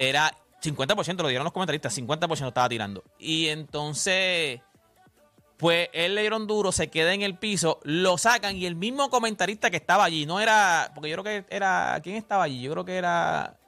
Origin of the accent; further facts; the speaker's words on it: Loíza, Puerto Rico; yo soy de Loíza